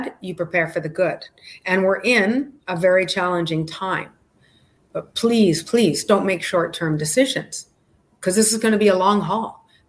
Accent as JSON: {"language": "English", "country": "Canada", "also_born_or_lived": "Calgary", "moved": "as an adult", "lives_now": "Miami Beach, United States", "said": "I'm Canadian"}